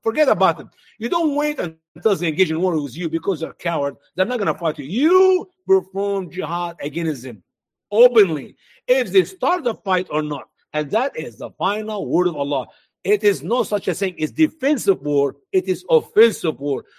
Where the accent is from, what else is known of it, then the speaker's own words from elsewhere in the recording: Egypt; now in United States; in my home country, Egypt